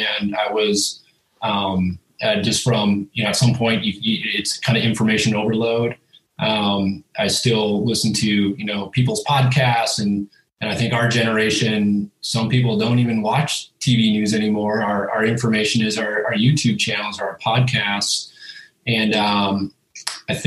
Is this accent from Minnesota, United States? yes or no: yes; Minnesota, United States; moved away as an adult; also born or lived in Pacific Northwest / Idaho; now in Boise, United States; I'm from Minnesota, grew up whitetail hunting